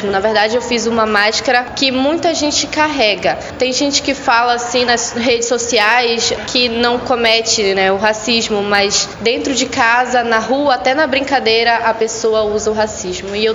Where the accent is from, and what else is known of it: Faro, Pará, Brazil